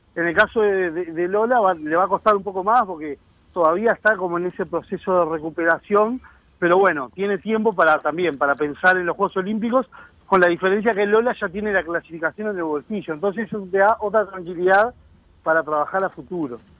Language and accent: Spanish; Uruguay